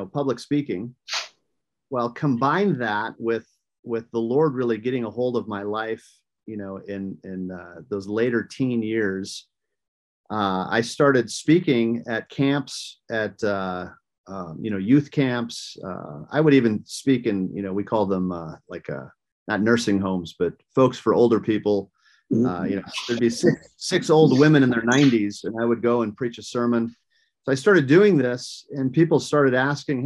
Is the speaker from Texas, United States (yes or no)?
no; rural Minnesota, United States; I grew up in rural Minnesota, the state of Minnesota